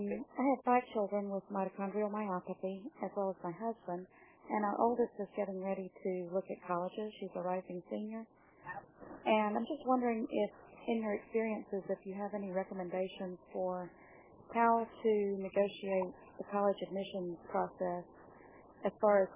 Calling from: Georgia, United States; I'm calling from Georgia

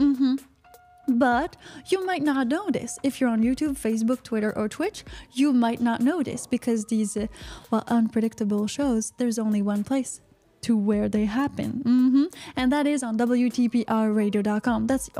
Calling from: United States; And well, Piper, I'm calling from the United States.

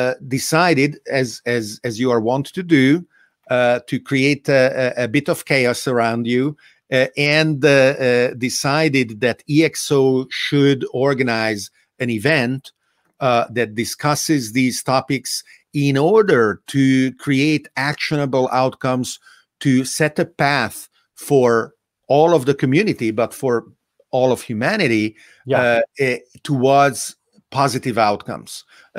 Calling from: Italy; It is being reported in Italy daily. I'm speaking from Italy, right?

